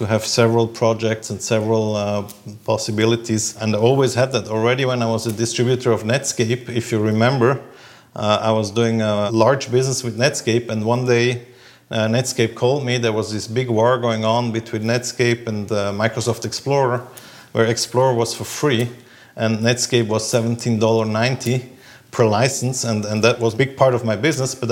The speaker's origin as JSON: {"language": "English", "region": "Zurich", "country": "Switzerland", "tie": "born or raised there", "said": "I'm born and raised in Zurich, where I still spend most of my time."}